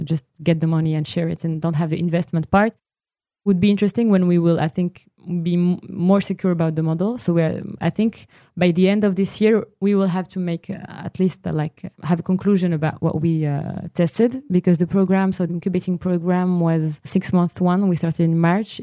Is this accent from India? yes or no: no; Morocco; moved away; now Morocco is still my home country